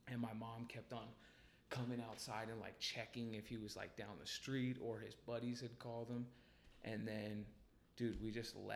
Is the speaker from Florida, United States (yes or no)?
no; Tacoma, Washington, United States; Um, and so I was born in Tacoma, and the neighborhood we lived in was like this.